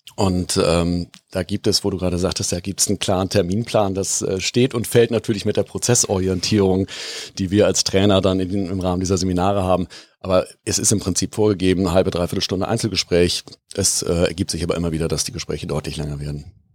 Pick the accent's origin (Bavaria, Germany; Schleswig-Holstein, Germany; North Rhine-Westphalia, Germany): North Rhine-Westphalia, Germany; Bonn; moved away as an adult; also born or lived in Hamburg; Ich bin ähm, gebürtiger Bonner